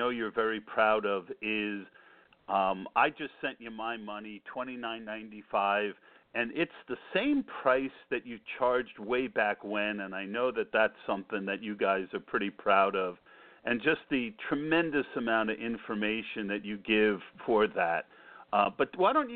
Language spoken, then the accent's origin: English; New Jersey, United States; I grew up in New Jersey, and I was a big listener to the WFAN back then